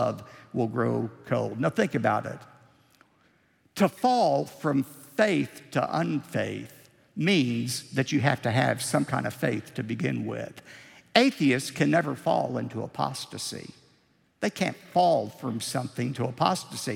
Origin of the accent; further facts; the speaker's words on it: United States; as American Christians